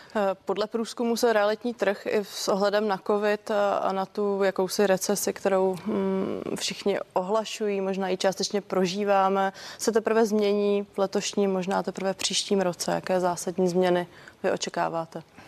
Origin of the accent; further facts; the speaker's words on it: Czechia; jsme v tom jako Češi vlastně výjimeční